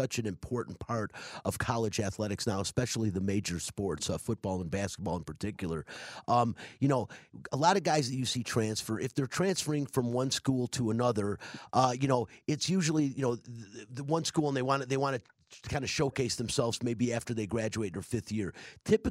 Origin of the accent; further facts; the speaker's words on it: Detroit, Michigan, United States; I'm from Detroit.